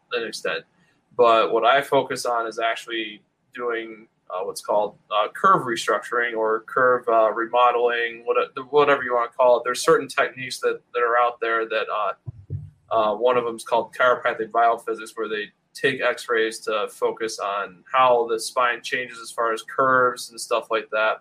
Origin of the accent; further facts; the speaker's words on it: Rochester, New York, United States; moved away as an adult; now in Syracuse, United States; I grew up in the Rochester area